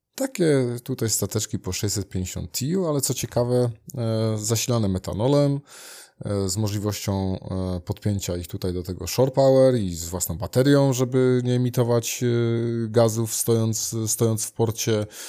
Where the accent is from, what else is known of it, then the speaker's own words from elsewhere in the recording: Gdynia, Pomeranian Voivodeship, Poland; rodzinnie u nas w Gdyni